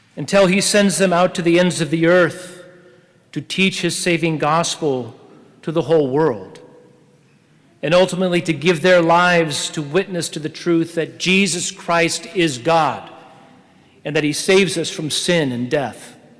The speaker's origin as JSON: {"language": "English", "region": "Oregon", "country": "United States", "said": "I was from Oregon"}